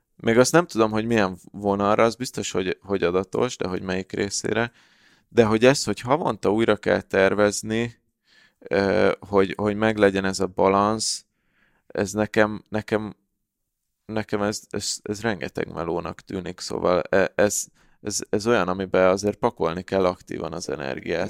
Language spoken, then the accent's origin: Hungarian; Hungary; magyarok vagyunk